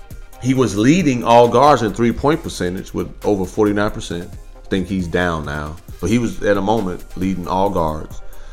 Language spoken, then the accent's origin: English; Gary, Indiana, United States; also born or lived in Chicago, Illinois; now in Texas, United States; I grew up in Gary, Indiana, played high school ball in Chicago